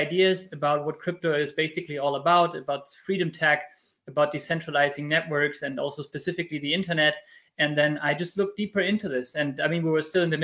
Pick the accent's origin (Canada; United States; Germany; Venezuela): Germany; I was born and raised in Germany, even if I'm Spanish in terms of family